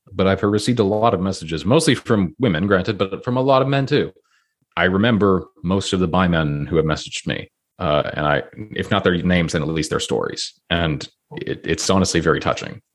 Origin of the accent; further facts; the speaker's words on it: Toronto, Ontario, Canada; I grew up in a pretty liberal city, I grew up in Toronto